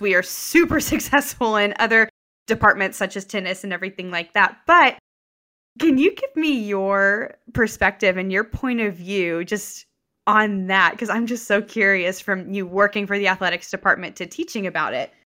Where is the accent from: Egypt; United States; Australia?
United States; Lubbock, Texas; I was born and raised in Lubbock.